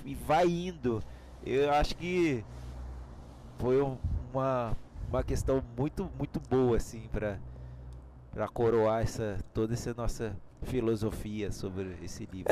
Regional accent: Brazil; nós somos brasileiros

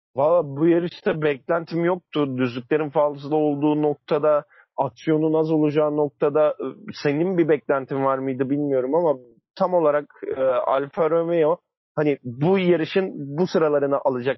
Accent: Istanbul, Turkey; memleketimiz İstanbul'a geri döneceğiz

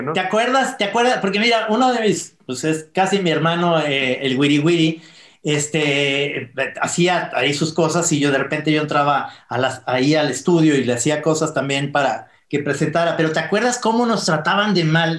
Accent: Mexico; todos los mexicanos somos entrenadores de la selección mexicana

